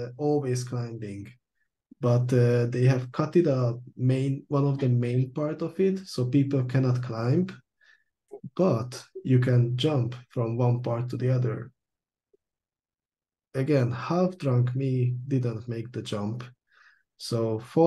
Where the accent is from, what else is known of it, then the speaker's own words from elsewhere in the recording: Budapest, Hungary; now in Copenhagen, Denmark; I'm from Hungary, Budapest, but I live in Copenhagen, Denmark